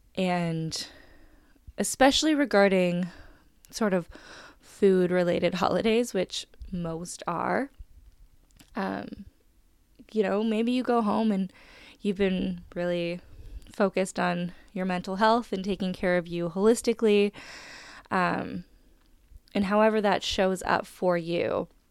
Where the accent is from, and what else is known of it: Canada